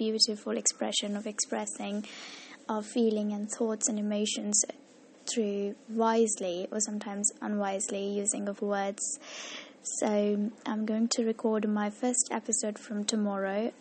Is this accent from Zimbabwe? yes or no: no; India; also born or lived in Mumbai; I'm from India